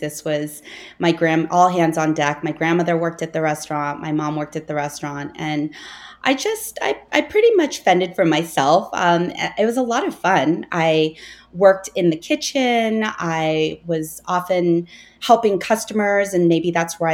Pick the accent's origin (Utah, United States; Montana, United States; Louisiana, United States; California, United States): California, United States; Los Angeles; I was born here